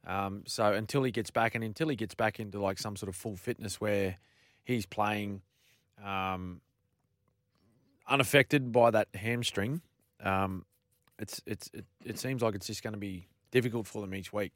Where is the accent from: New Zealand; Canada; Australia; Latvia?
Australia; Queensland; a Queenslander